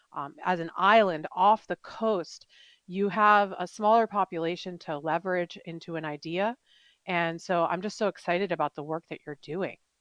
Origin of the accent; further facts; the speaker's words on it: Woodstock, New York, United States; moved away; I'm from Woodstock, New York, upstate New York, and we do, we don't lock our doors there